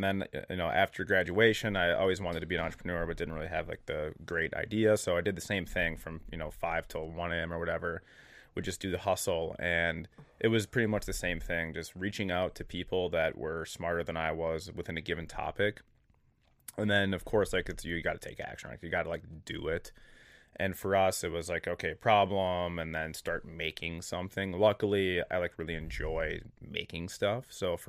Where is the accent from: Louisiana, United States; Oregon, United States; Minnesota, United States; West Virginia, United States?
Minnesota, United States; And we're from Minnesota, so like we're normal. Like this is normal.